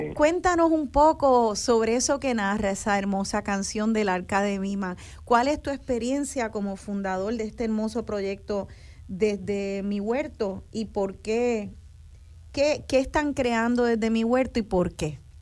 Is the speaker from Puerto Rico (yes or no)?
yes; Puerto Rico; nosotros como, como boricuas